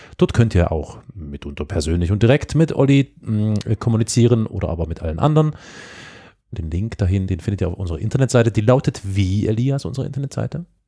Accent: East Germany, Germany; ich bin ja Ossi

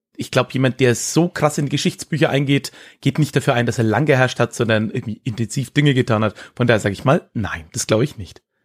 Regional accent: Höchstadt an der Aisch, Bavaria, Germany; also born or lived in Erlangen; Erlangen, wo ich geboren bin, ist sehr evangelisch, war ja auch Hugenottenstadt. Mhm. Und aber dann die Region Höchstadt, in der ich, ja, wie es der Kollege am Anfang gesagt hat, groß geworden bin

